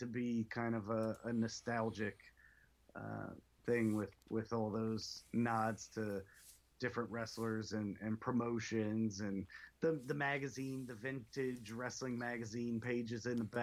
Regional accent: North Carolina, United States; I grew up in North Carolina, so it was flair country

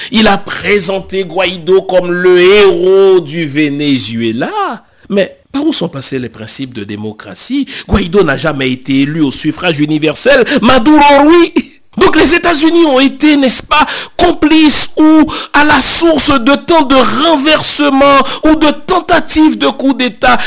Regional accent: Haiti; chez nous en Haïti

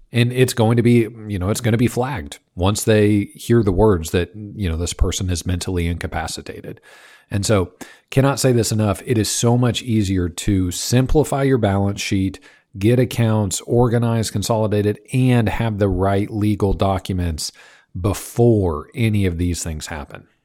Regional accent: Kansas, United States; I grew up in Kansas

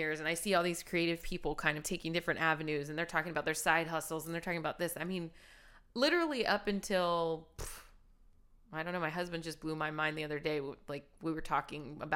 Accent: Hanford, California, United States; now in Los Angeles, United States; I'm from Hanford, which is a small town in California in the Central Valley

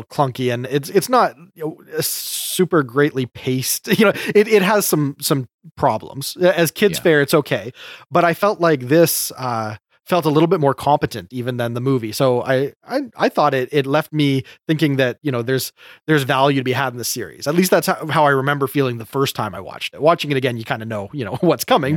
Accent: Canada; I enjoy being Canadian

